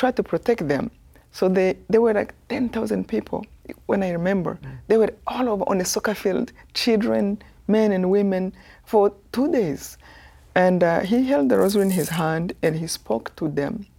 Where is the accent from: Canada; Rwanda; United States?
Rwanda; moved away as an adult; I come from Rwanda, this tiny